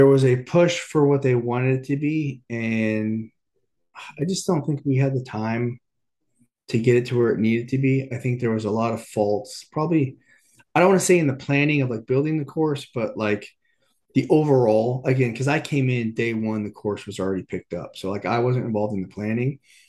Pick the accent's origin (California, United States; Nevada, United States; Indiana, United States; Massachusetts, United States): California, United States; Corona; I grew up in Southern California, you know, in Corona